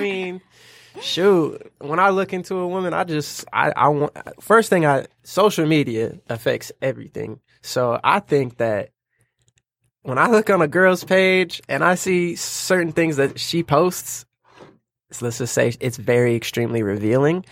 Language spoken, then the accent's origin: English; Lansing, Michigan, United States; now in Detroit, United States; I'm from Lansing, currently living in Detroit.